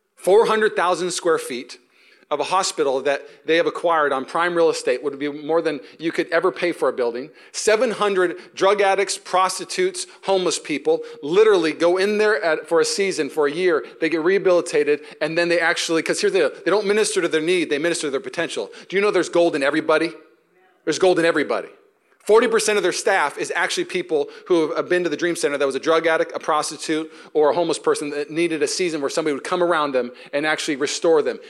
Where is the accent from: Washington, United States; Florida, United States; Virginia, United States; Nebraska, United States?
Washington, United States; Seattle; now in Walnut Creek, United States; When I grew up in Seattle